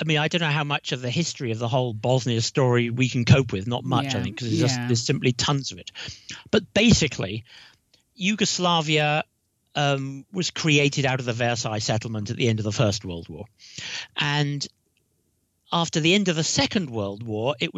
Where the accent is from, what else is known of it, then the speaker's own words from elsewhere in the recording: United Kingdom; accent: British; my British accent